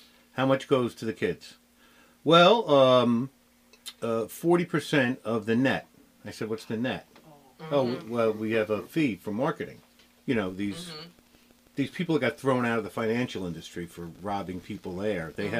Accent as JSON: {"language": "English", "region": "New Jersey", "country": "United States", "said": "I come from New Jersey, so there was like 42 deputy lottery commissioners within 10 years."}